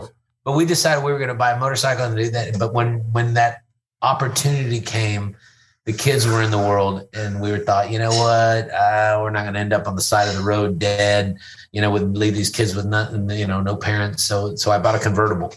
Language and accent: English; Fort Worth, Texas, United States; also born or lived in Louisville; I grew up in Fort Worth